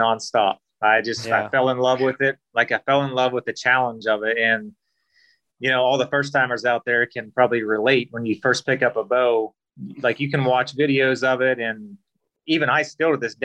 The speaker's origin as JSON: {"language": "English", "region": "Western Maryland", "country": "United States", "tie": "born or raised there", "moved": "yes", "lives_now": "Florida, United States", "said": "I grew up in Western Maryland"}